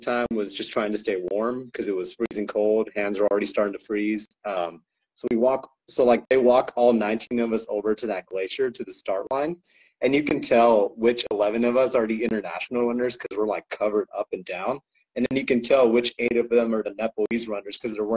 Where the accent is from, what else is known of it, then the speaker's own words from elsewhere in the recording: California, United States; I'm a Californian boy